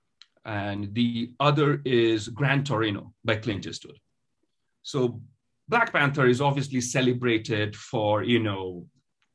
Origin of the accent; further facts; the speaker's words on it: Kolkata, West Bengal, India; first language Bengali; English is a second language; moved away as an adult; now in United States; So I'm from the eastern part of the country. I was born and raised in Calcutta